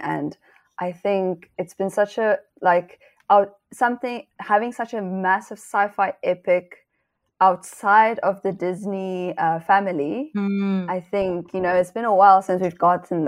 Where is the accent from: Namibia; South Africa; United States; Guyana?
Namibia; moved away; I'm originally from Namibia